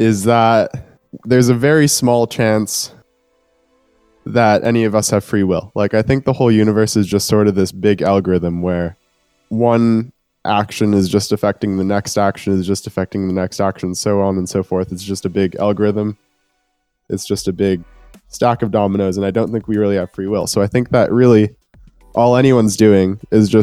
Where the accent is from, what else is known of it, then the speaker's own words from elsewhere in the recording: Winnipeg, Manitoba, Canada; I'm from Winnipeg. It's a city of about 700,000 people right now, in the heart of Canada